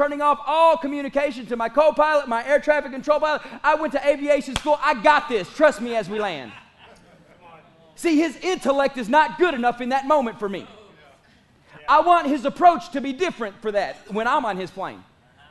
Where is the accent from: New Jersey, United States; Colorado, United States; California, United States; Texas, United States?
Texas, United States; East; accent: East Texan